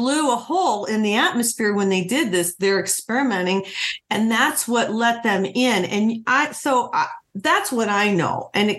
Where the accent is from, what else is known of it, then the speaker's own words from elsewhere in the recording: New Mexico, United States; now in Arizona, United States; I'm from New Mexico. Wow. I'm in Arizona right now, but I was in New Mexico for many years, and I've been to Roswell.